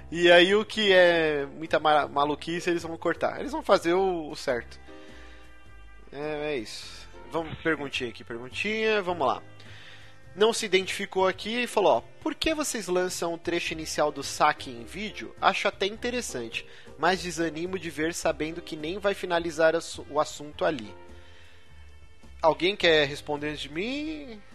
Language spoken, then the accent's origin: Portuguese; São Paulo, Brazil; Eu morei a minha vida inteira na Moca